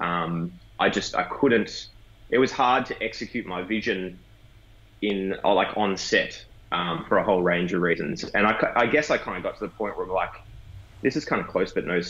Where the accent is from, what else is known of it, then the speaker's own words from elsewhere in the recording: Warrnambool, Victoria, Australia; I grew up down in Warrnambool, which is southwest Victoria, a bit of a country town.